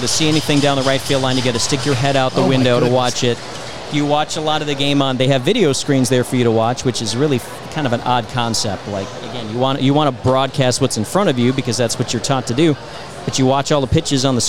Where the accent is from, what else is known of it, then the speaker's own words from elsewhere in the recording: Milwaukee, Wisconsin, United States; moved away; I'm from Milwaukee. That's my original... That's where I'm from